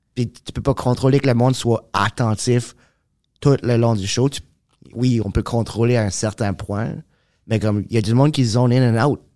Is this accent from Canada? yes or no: yes; Moncton, New Brunswick, Canada; accent: Acadian; now in Montreal, Canada; je viens de Moncton